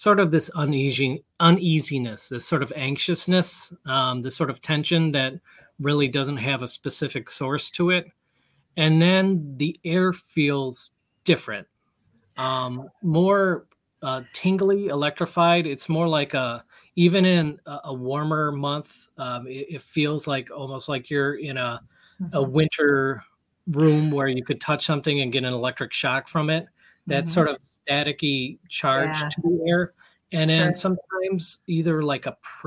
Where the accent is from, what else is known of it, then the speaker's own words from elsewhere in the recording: United States; I'm American